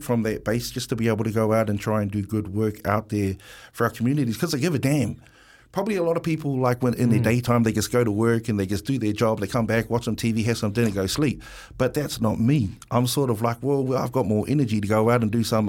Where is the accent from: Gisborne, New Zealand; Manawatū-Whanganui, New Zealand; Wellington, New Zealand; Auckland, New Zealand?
Wellington, New Zealand; Pōneke, I'm from Wellington, Pōneke. Island Bay, Lyle Bay, Newtown boy